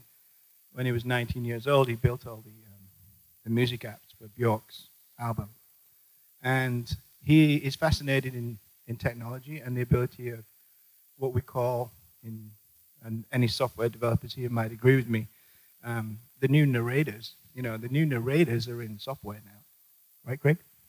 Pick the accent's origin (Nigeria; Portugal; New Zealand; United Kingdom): United Kingdom; England; We're from England